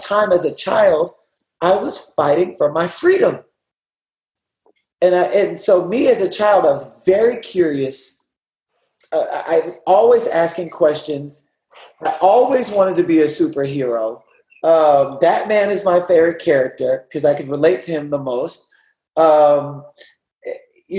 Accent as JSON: {"language": "English", "town": "Houston", "region": "Texas", "country": "United States", "moved": "yes", "lives_now": "California, United States", "said": "I'm from Houston, Texas."}